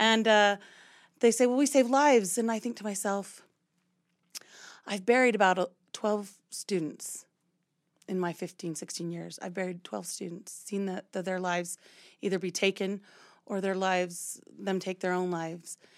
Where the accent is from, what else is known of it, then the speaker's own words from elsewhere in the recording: Louisiana, United States; moved away as an adult; now in Utah, United States; I'm from Louisiana, but I went to school out here in Utah.